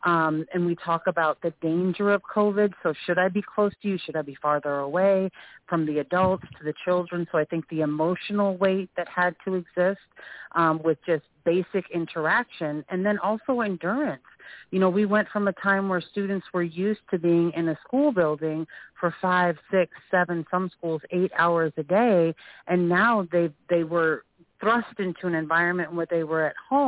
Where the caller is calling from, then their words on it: Seattle, Washington, United States; I'm calling from Seattle, Executive Director of Education for Technology Access Foundation.